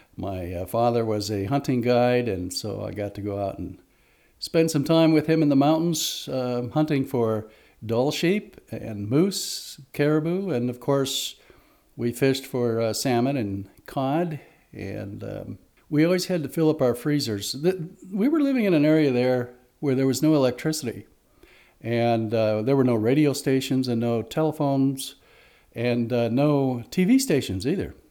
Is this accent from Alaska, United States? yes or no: yes; Alaska, United States; now in Sequim, United States; growing up in Alaska